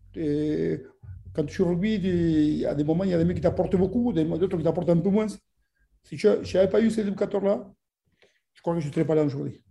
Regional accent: Argentina; French is a second language; now in France

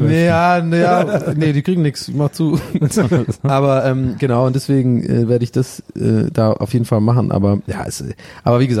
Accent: Hirschau, Baden-Württemberg, Germany; born or raised there; moved away

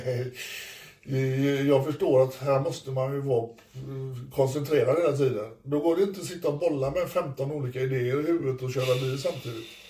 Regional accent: Sweden; jag är från Sverige

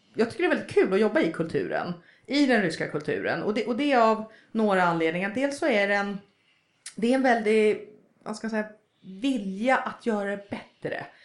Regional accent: Sweden; moved away as an adult; now in Russia; vi är två som är svenskar

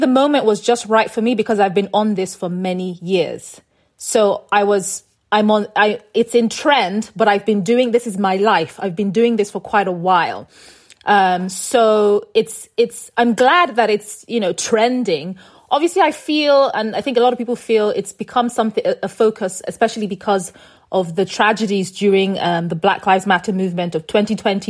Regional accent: Nigeria; moved away; us being Nigerian, being stuck in Nigeria

